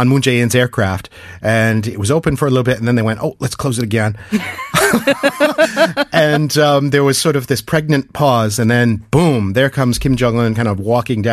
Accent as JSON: {"language": "English", "country": "United States", "said": "As an American"}